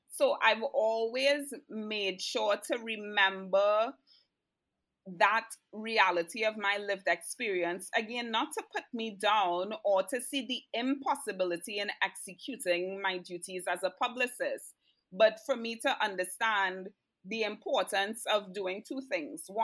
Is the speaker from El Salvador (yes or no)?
no; Canada; also born or lived in Trinidad and Tobago; I'm Canadian and I'm Trini.